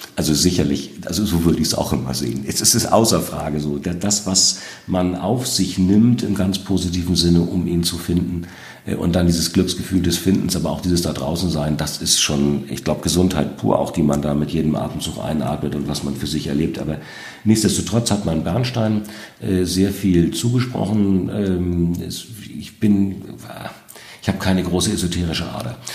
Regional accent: North Sea coast, Germany; das ist der Naturraum, das ist auch meine Heimat.

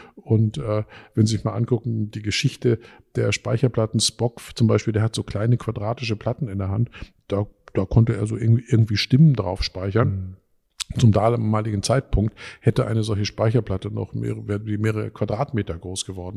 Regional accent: Dortmund, North Rhine-Westphalia, Germany; moved away; ich komme ursprünglich aus Dortmund

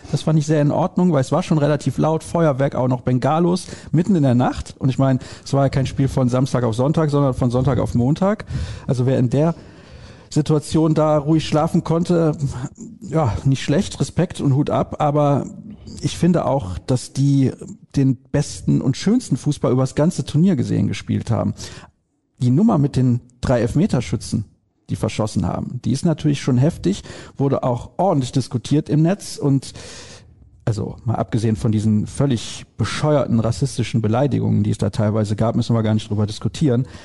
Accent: Solingen, North Rhine-Westphalia, Germany; Die Hörer wissen das ja, ich komme aus Soling. In Soling leben 6000 Italiener.

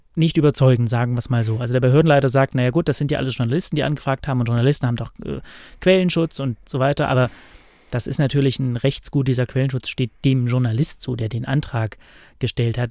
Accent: East Germany, Germany; ich bin ja im Osten geboren und groß ja. geworden

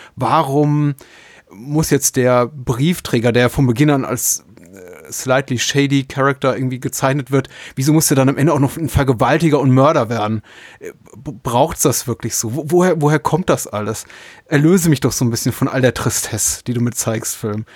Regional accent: Franconia, Bavaria, Germany; Ich bin in Franken aufgewachsen

